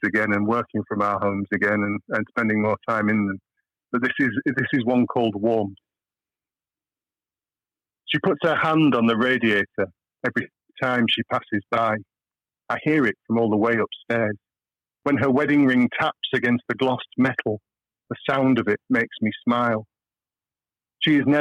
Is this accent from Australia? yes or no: no; Chiltern Hills, South East England, United Kingdom; also born or lived in Hull; we moved away down to the rolling Chiltern Hills